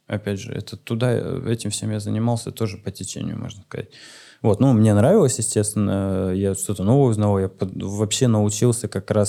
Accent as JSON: {"language": "Russian", "region": "Siberia", "country": "Russia", "said": "я просто викинг из Сибири. Э, плюшевый викинг."}